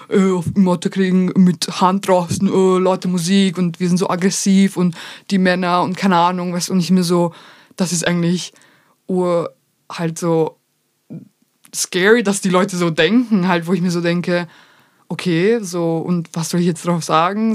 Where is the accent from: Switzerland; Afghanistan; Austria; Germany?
Austria; Vienna; first language Bosnian; German is a second language; Ja, aus Österreich